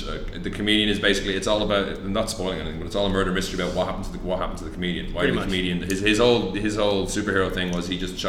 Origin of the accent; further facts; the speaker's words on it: Ireland; now in Malaysia; I am Irish